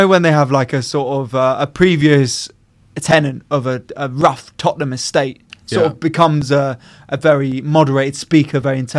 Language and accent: English; Texas, United States; I'm from Texas. You don't talk about a man's wife like that.